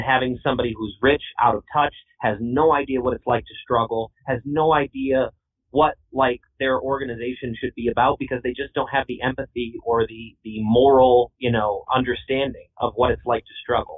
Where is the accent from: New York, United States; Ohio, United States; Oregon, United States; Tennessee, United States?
New York, United States; Herkimer County; I've been born and raised in Herkimer County my whole life